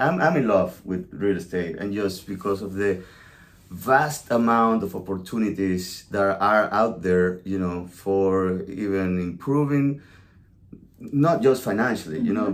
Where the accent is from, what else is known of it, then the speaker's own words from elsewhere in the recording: La Guaira, Venezuela; also born or lived in New York City; now in South Carolina, United States; I'm originally from Venezuela, a small town called La Guaira, beach town. I was born and raised on the ocean.